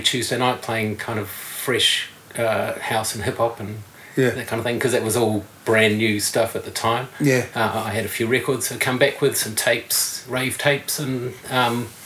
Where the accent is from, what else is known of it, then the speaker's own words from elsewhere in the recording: Auckland, New Zealand; moved away as an adult; also born or lived in England; now in Wellington, New Zealand; I grew up in Auckland, and I went back to Auckland.